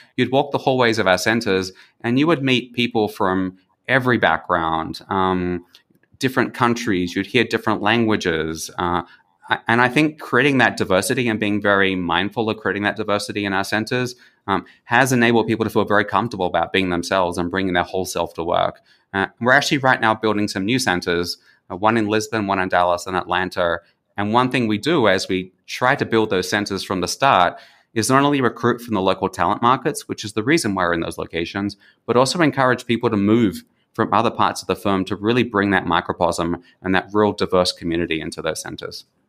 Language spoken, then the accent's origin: English; Australia; moved away as an adult; also born or lived in Germany / Mexico; now in San Jose, Costa Rica; growing up in Australia, we always are a little bit geographically isolated from the rest of the world